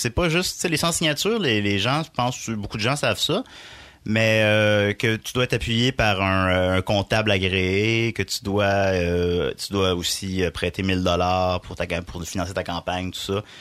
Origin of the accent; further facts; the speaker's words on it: Portneuf, Quebec, Canada; Moi, je viens